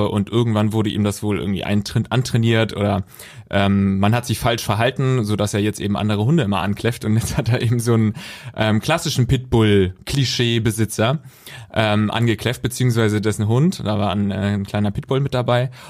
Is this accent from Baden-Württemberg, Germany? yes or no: yes; Baden-Württemberg, Germany; Ganz in der Nähe von meiner Heimat.